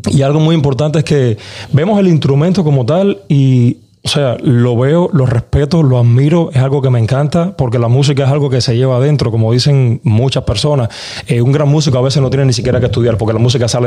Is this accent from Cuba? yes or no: yes; Cuba; O sea, soy cubano, vengo de, una familia que con pocas posibilidades económicas, pero no humilde, porque éramos muy ricos en, educación, muy ricos en muchas cosas.